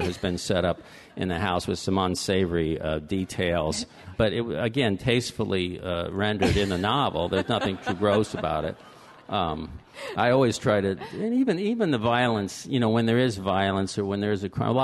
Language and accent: English; Fort Lauderdale, Florida, United States; I was born in Fort Lauderdale, and I grew up there